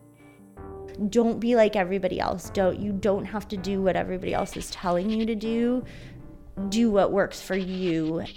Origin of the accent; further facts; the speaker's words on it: San Diego, California, United States; I was growing up in San Diego